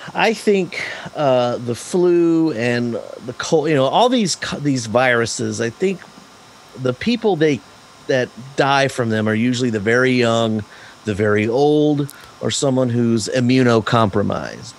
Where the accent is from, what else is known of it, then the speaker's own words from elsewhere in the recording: Big Spring, Texas, United States; I'm, I'm I'm from Big Spring, Texas, little tiny little town here in West Texas.